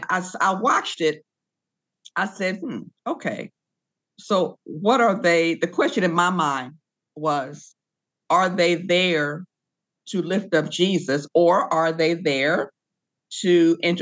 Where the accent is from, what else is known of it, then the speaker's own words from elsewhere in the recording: Decatur, Illinois, United States; I grew up in the Baptist Church in Decatur, Illinois.